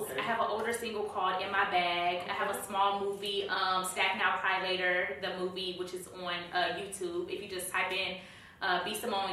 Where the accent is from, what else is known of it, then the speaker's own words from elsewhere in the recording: Dallas, Texas, United States; now in Atlanta, United States; I'm from Dallas, Texas, like I said before, and I moved to Atlanta to pursue music and acting.